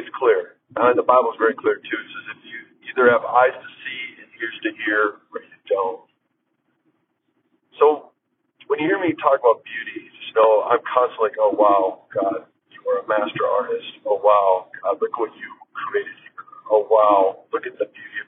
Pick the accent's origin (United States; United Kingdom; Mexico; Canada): United States; Minnesota; now in La Quinta, United States; Minnesota, the land I was born and raised